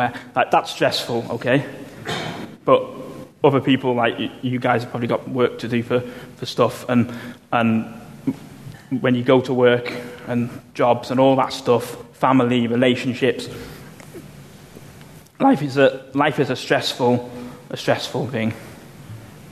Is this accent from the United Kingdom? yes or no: yes; United Kingdom; I'm a British